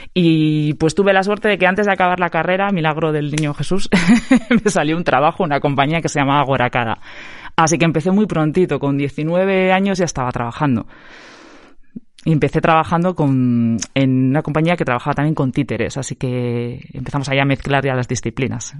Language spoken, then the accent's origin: Spanish; Eibar, Basque Country, Spain; now in Vitoria-Gasteiz, Spain; yo soy gastistarra de corazón, pero de nacimiento no, soy de Ibar